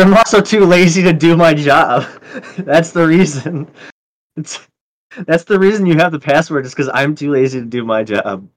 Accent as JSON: {"language": "English", "town": "Chicago", "region": "Illinois", "country": "United States", "said": "I'm from Chicago. I was in Cook County"}